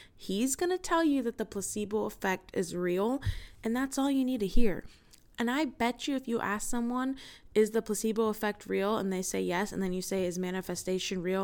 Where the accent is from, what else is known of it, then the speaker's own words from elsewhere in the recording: United States; as an American